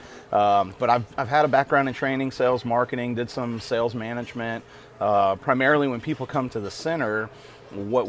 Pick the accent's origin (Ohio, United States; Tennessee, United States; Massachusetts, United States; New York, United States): Tennessee, United States; Nashville; now in Acadiana, Louisiana, United States; I'm from Nashville, Tennessee originally.